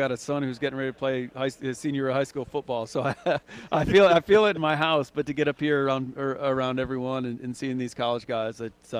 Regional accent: Midwest, United States; now in Mobile, United States; I grew up in the Midwest

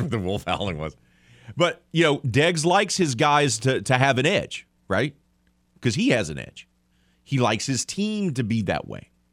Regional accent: United States; arrogant American.

